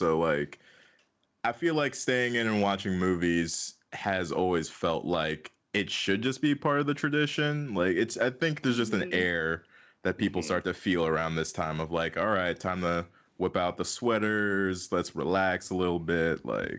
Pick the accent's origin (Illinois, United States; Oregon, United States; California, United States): Illinois, United States; Chicago; moved away as an adult; now in Los Angeles, United States; I'm from Chicago originally, but once I came